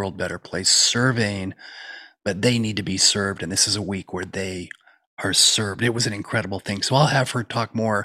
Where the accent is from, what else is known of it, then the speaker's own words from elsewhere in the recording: Utah, United States; I grew up in Utah